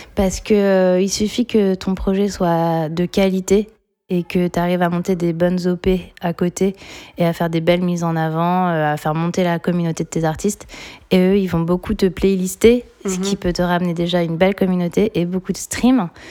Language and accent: French; Caen, Normandy, France; moved away as an adult; je suis canaise, je suis née à Caen et du coup, j'ai passé euh, pour l'instant la plus grande période de ma vie à Caen